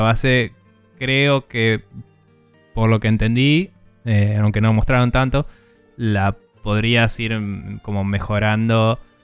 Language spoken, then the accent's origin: Spanish; Buenos Aires, Argentina; siendo un porteño de mierda